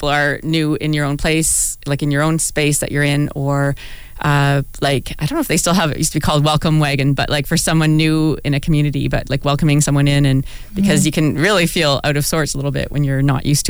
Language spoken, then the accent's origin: English; Walkerton, Ontario, Canada; also born or lived in Hanover; now in London, Canada; I didn't grow up here, but I grew up in a small town a few hours north of here, Walkerton